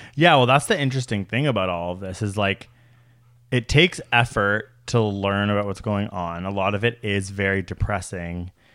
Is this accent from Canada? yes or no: yes; Canada; as a Canadian